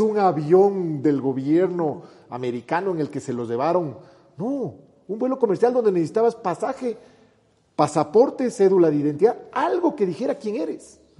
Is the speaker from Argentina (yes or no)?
no; Ecuador